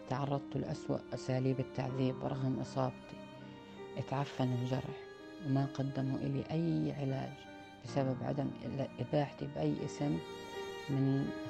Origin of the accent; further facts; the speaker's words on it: Palestine; انولدت وترعرعت في فلسطين نشأت على حب الأرض كأي واحد فلسطيني وطنه محتل